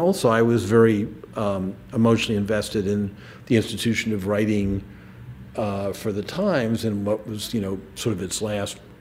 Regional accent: Washington, District of Columbia, United States; when I was growing up in Washington

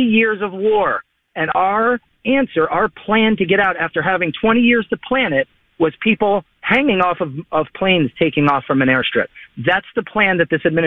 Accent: Palm City, Florida, United States; I'm from Palm City, Florida, and that's my country over there.

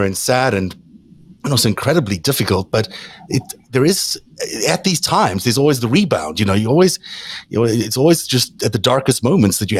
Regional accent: South Africa; I grew up in South Africa

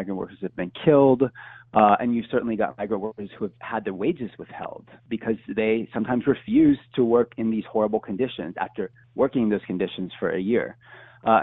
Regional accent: Houston, Texas, United States; I'm a Houstonian from Texas

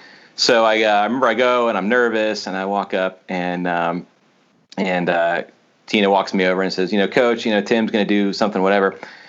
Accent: Tallahassee, Florida, United States; so I grew up in Tallahassee

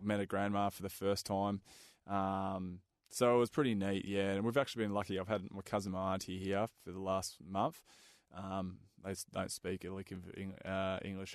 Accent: Perth, Western Australia, Australia; I grew up in Balga, so my yep. uh, family immigrated from Hungary

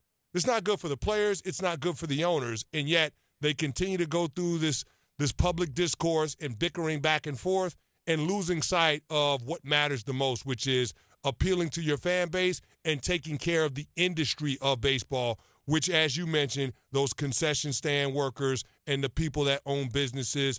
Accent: New York City, New York, United States; I grew up in the Bronx

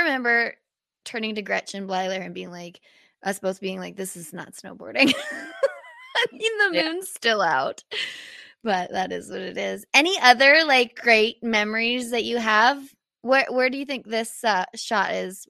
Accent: Canada; being a Canadian athlete

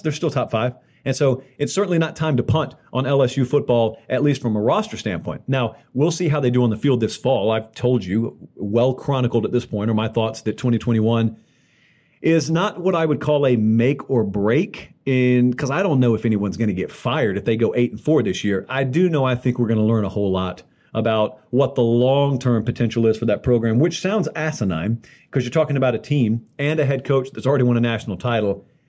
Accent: the South, United States; growing up in the South

